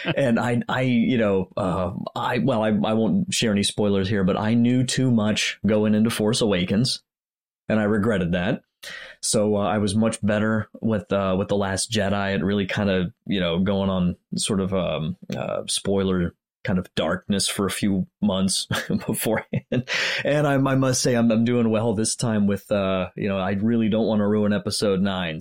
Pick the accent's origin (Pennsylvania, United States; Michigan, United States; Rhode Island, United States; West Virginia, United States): Pennsylvania, United States; also born or lived in Germany; I live in Pennsylvania now. I grew up in Pennsylvania